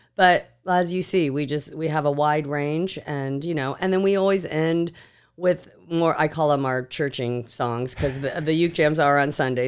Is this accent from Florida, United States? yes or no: yes; Seminole County, Florida, United States; I grew up here in Seminole County.